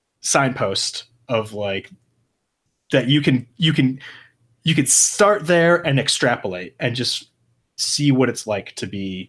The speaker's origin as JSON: {"language": "English", "region": "Michigan", "country": "United States", "tie": "born or raised there", "also_born_or_lived": "Oklahoma", "said": "I definitely did, especially like, you know, in Oklahoma, but even when I was, you know, growing up in Michigan, I definitely got, kind of, you know, never anything violent, but definitely just hassled, you know?"}